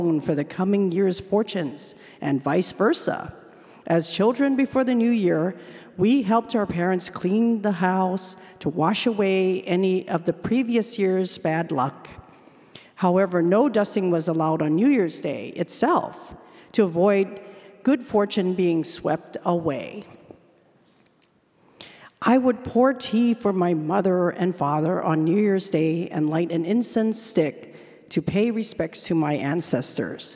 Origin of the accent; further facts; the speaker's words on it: Hawaii, United States; my loving parents and a large extended family in Hawaii who all kept me connected to Chinese culture through the Lunar New Year traditions